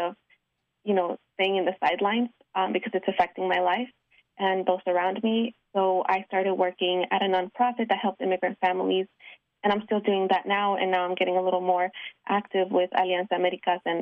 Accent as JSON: {"language": "English", "town": "Houston", "region": "Texas", "country": "United States", "tie": "born or raised there", "said": "I also came when I was a child. I was 5 years old. I was raised in Houston, Texas. That's where I lived most of my life"}